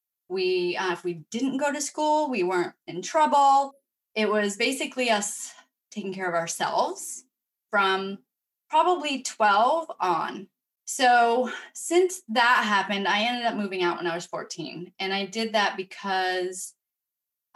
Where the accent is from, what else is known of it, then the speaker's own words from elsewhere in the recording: Vermont, United States; I grew up in Vermont in a big family.